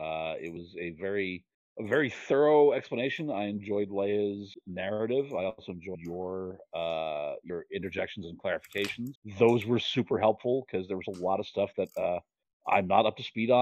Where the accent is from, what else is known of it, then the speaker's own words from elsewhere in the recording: New York, United States; I'm Irish, and I was raised Catholic, and I'm from New York.